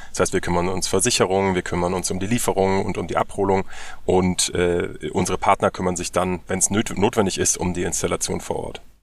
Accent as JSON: {"language": "German", "country": "Germany", "said": "Wir müssen als, als Deutsche"}